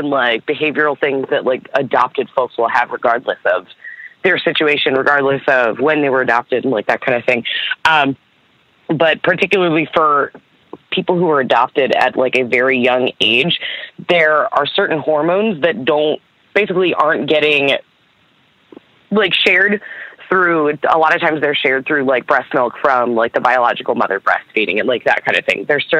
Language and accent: English; Camden, New Jersey, United States; born there; So I was born in Camden, New Jersey. I'm adopted, and my birth parents were from that area, like the Philly area.